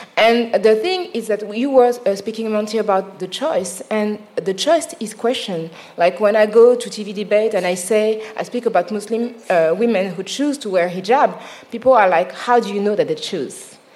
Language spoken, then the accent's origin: English; Paris, Île-de-France, France; accent: Parisian; English is a second language; I'm from Paris